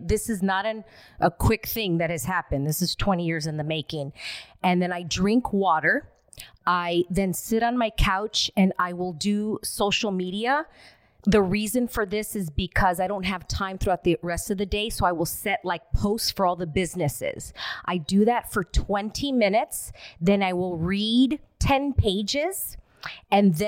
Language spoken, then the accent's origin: English; Alhambra, California, United States; I grew up in Alhambra, California